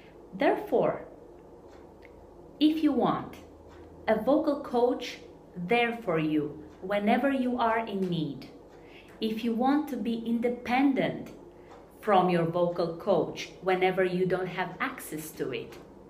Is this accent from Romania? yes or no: yes; Romania; I'm coming from Romania.